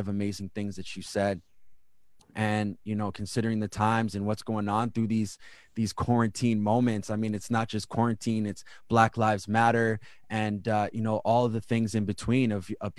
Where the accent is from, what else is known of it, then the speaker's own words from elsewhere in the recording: Winnipeg, Manitoba, Canada; also born or lived in Ocean Man First Nation; now in Ottawa, Canada; I'm from Winnipeg